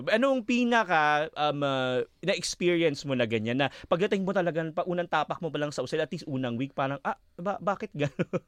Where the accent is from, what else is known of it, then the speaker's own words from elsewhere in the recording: Antipolo, Calabarzon, Philippines; moved away as an adult; now in Australia; from Antipolo, Rizal.